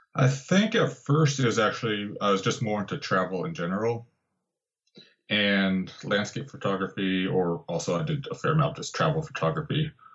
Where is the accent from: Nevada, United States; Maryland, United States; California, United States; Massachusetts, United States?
California, United States; Santa Barbara; moved away; also born or lived in Santa Cruz; in Santa Barbara, actually my hometown